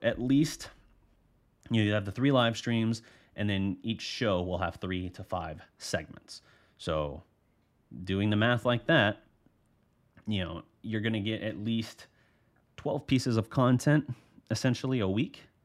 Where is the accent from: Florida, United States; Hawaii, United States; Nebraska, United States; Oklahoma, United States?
Oklahoma, United States; moved away; I'm from Oklahoma originally